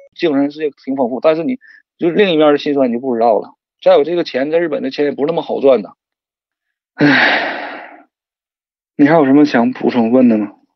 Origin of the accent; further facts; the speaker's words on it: Shenyang, Liaoning, China; 我是沈，沈，沈阳人，就包括说我是东北人